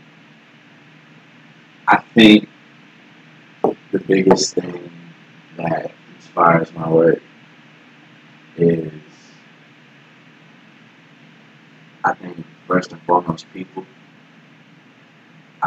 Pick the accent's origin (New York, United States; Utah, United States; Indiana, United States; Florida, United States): Florida, United States; Orlando; now in Atlanta, United States; I'm from Orlando, Florida